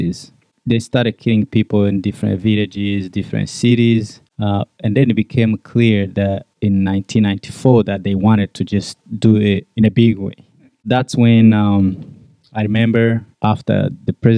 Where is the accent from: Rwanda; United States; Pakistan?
Rwanda; I'm from Rwanda, born and raised in Rwanda.